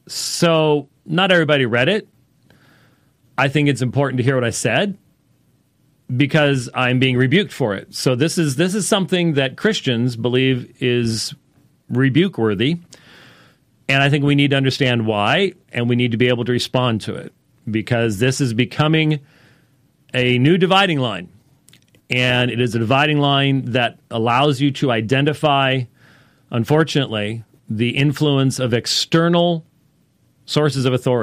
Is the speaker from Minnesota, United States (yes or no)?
yes; Minneapolis, Minnesota, United States; born there; also born or lived in Pennsylvania; Anyway, I was born in Minneapolis, and I lived there in Pennsylvania.